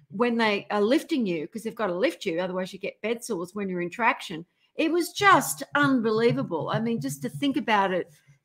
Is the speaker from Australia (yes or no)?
yes; Australia; now in California, United States; I'm Australian